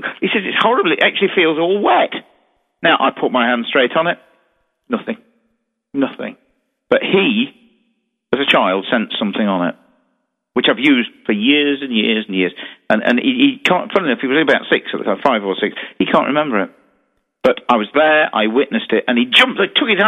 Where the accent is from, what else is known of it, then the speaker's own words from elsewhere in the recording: Derby, East Midlands, United Kingdom; In my hometown, of course, in Derby, where I obviously run Derby Jail